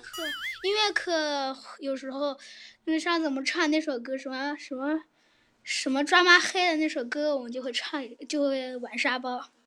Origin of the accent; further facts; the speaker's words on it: Nanjing, Jiangsu, China; 我是江苏南京的呀